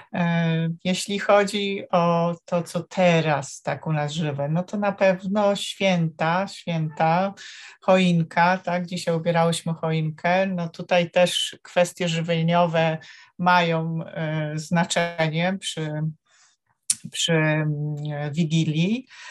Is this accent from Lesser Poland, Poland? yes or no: no; Warsaw, Masovian Voivodeship, Poland; Z Warszawy.